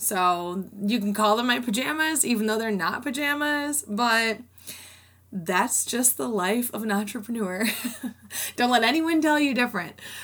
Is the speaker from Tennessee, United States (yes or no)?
no; Rockford, Illinois, United States; I went to a community college in my hometown of Rockford